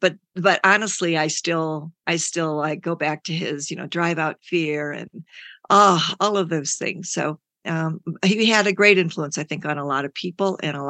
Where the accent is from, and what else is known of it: Livonia, Michigan, United States; born or raised there; also born or lived in Indiana